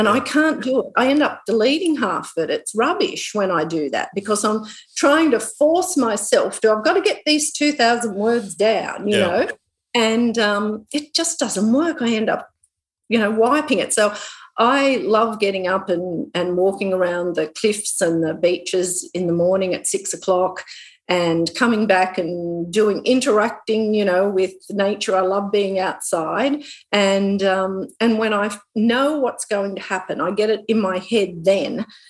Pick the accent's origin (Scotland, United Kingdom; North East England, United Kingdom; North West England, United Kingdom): North East England, United Kingdom; Newcastle; So at the moment I'm actually writing another crime novel, and it's set in Newcastle, in my hometown.